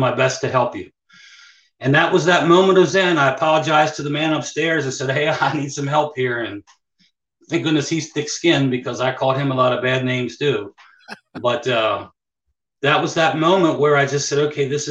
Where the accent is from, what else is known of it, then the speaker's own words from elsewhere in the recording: Hagerstown, Maryland, United States; also born or lived in Ocean City, Maryland; Hagerstown is my hometown, Hagerstown, Maryland